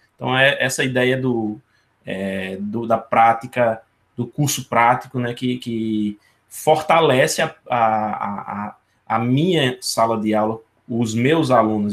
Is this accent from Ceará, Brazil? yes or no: yes; Ceará, Brazil; now in Paraíba, Brazil; aqui no Ceará eu falo porque eu sou cearense, uhum. mas eu estou na Paraíba nesse momento.